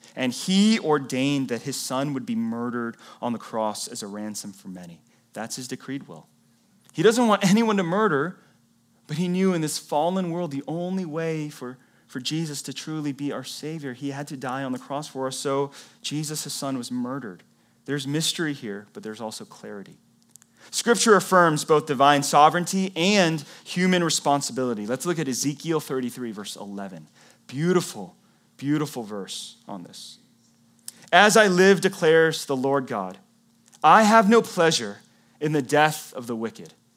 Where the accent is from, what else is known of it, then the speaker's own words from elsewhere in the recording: the Bible Belt, United States; moved away; I came from the Bible Belt